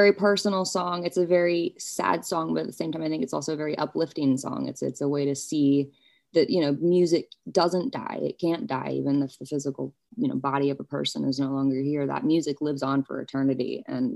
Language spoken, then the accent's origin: English; New York, United States; I grew up in New York